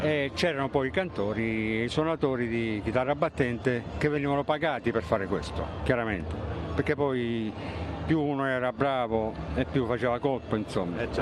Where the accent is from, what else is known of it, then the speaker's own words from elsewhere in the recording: San Giovanni Rotondo, Apulia, Italy; vengo da San Giovanni Rotondo